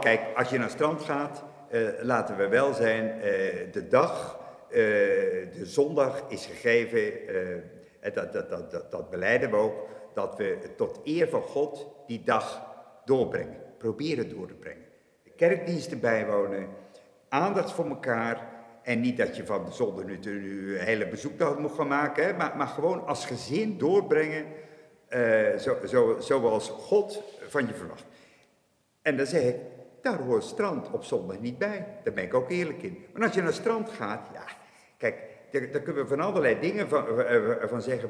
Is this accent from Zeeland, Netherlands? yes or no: yes; Aagtekerke, Zeeland, Netherlands; ik, ik, ben geboren en getogen in Achterkerken. En ik heb nu eh, de aanvallige leeftijd van 68 jaar. Nooit vertrokken.